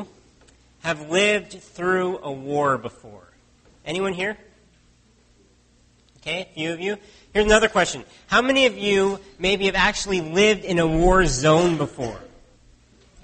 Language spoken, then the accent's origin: English; United States; now in Canada; I grew up in the States